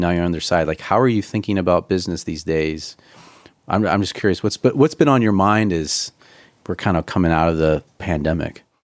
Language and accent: English; Ohio, United States; also born or lived in Woodridge; now in Chicagoland, United States; I'm a transplant from Ohio